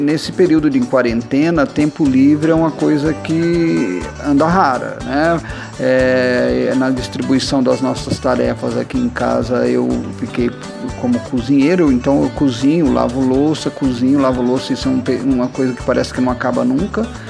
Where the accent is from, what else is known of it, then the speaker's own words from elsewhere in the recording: Minas Gerais, Brazil; also born or lived in São Paulo; now in Altamira, Brazil; sou nascido em Minas, formado em São Paulo e hoje estou com os pés fincados aqui em Altamira